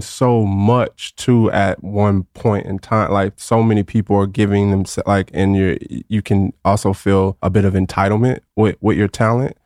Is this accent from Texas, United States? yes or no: yes; Garland, Texas, United States; also born or lived in Austin, Texas; from Garland, Texas, not too far from here, right outside of Dallas